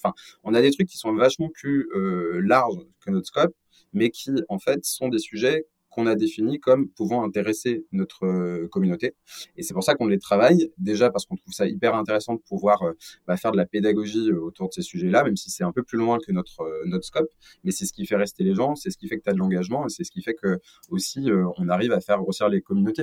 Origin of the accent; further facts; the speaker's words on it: Lyon, Auvergne-Rhône-Alpes, France; je suis originaire de Lyon